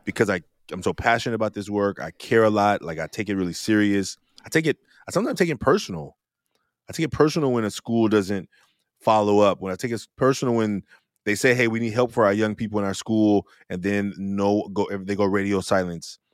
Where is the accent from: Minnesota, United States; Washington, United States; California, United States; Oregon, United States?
California, United States; Oakland; growing up in Oakland, California